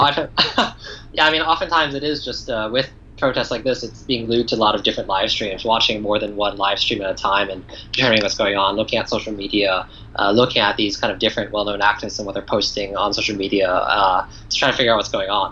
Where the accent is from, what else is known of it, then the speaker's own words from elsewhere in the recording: New York, United States; moved away as an adult; now in Taiwan; growing up in the United States, my reading and writing skills were not actually great in Mandarin or in Chinese